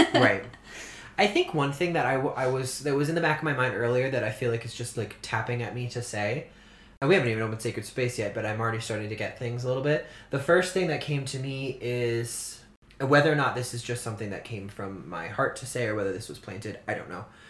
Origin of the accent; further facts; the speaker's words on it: Orleans, Massachusetts, United States; growing up on Cape Cod in Massachusetts